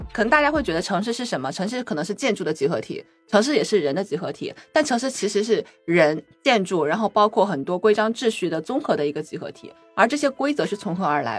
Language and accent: Chinese; Wuhan, Hubei, China; also born or lived in Chongqing; now in Shanghai, China; 我是出生在西部嘛，我出生在重庆，然后长在武汉，中西部